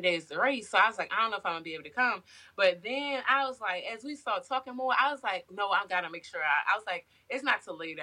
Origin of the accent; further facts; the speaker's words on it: Baltimore, Maryland, United States; I'm from Baltimore City, just like plenty of people have the same story like mine with drug addicted parents or different childhood traumas